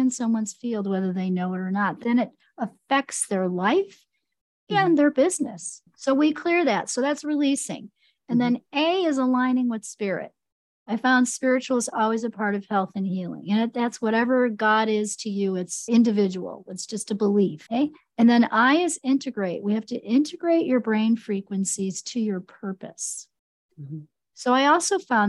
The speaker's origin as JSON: {"language": "English", "town": "Chicago", "region": "Illinois", "country": "United States", "tie": "born or raised there", "said": "I grew up in Chicago"}